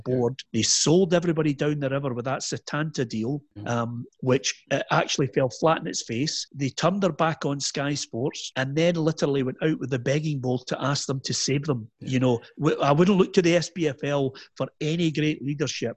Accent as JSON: {"language": "English", "region": "Scotland", "country": "United Kingdom"}